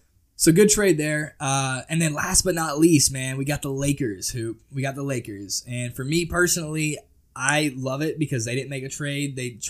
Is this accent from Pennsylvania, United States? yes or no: no; Tennessee, United States; we're both from Tennessee.